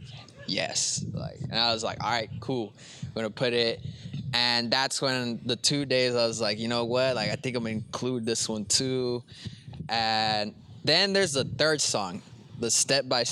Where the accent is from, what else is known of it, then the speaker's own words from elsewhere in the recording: Brawley, California, United States; I'm from Brawley.